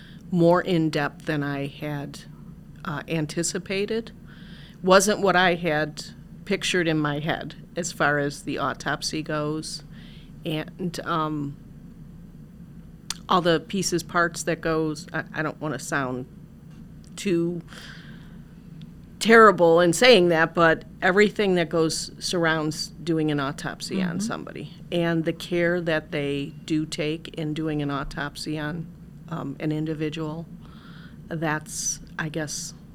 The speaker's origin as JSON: {"language": "English", "town": "Parma", "region": "Ohio", "country": "United States", "said": "I am originally from Ohio, Parma."}